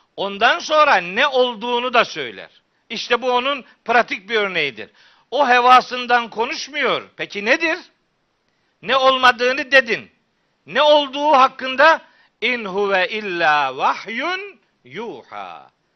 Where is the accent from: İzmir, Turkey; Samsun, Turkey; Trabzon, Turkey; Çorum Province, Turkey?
Trabzon, Turkey; Çaykara; moved away; also born or lived in Of; ben Çaykaralıyım